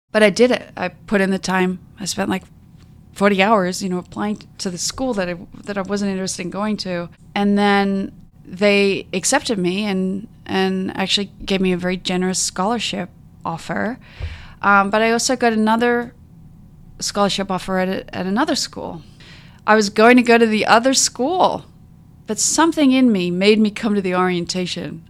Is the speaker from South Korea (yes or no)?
no; Mount Gambier, South Australia, Australia; moved away as an adult; also born or lived in Adelaide, Australia / New Orleans, United States / California, United States; now in Seattle, United States; I was born and raised in a, uh, South Australia in a small town called Mount Gambier